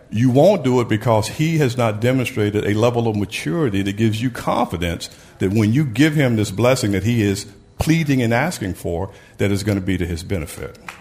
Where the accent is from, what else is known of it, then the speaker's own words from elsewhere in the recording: Brownsville, Tennessee, United States; I grew up in Brownsville, Tennessee